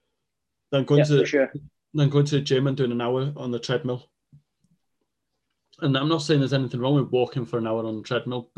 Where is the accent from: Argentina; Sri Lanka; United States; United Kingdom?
United Kingdom; Welsh, Wales; first language Welsh; English is a second language; being Welsh and second language in English